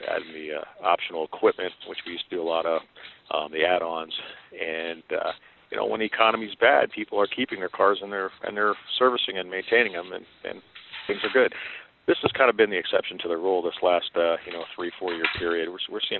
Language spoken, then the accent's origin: English; United States; I'm from Pennsylvania, New York area